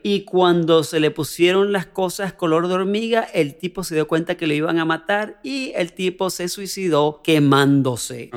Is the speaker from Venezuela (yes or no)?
yes; Venezuela; soy venezolano